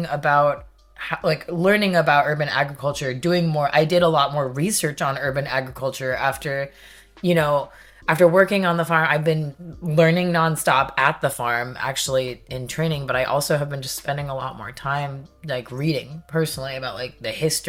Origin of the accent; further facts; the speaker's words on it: California, United States; now in Salem, United States; I'm from California